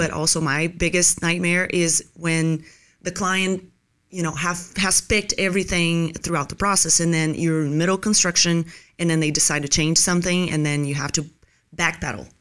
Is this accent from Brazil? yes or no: yes; Brazil; moved away as an adult; also born or lived in Los Angeles, United States; now in Tampa, United States; I was born originally in Brazil, and then I went there for college